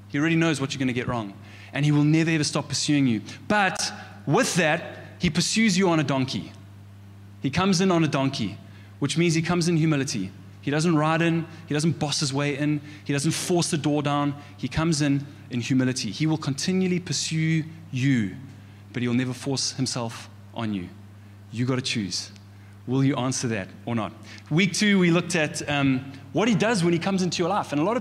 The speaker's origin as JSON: {"language": "English", "town": "Pietermaritzburg", "region": "KwaZulu-Natal", "country": "South Africa", "tie": "born or raised there", "said": "in Maritzburg, I grew up in the Methodist Church"}